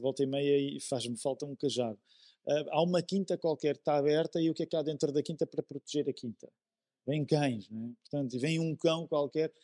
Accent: Amadora, Lisbon, Portugal; Eu cresci na Amadora

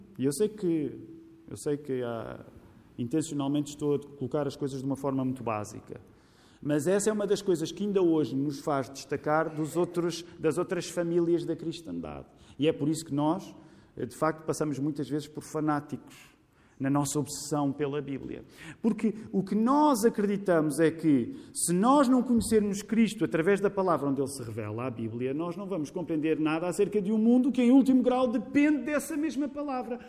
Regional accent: Portugal; somos portugueses Graças a Deus não somos só portugueses

